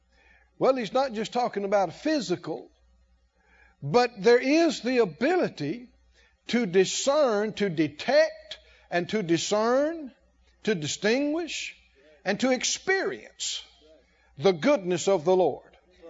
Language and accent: English; the South, United States; I know we grew up in the South. And we grew our own vegetables and lived on the farm.